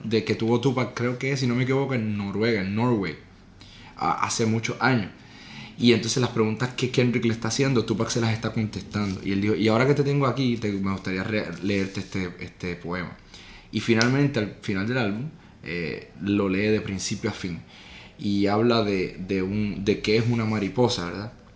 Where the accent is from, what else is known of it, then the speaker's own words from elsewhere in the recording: Puerto Rico; yo soy de Puerto Rico, nací y criado